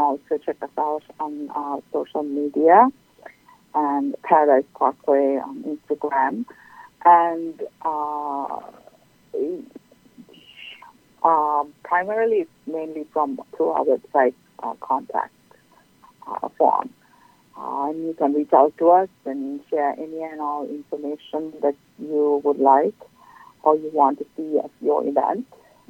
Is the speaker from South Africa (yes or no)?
no; Sri Lanka; moved away as an adult; now in Folsom, United States; I'm originally from Sri Lanka and have been here for the past 13 years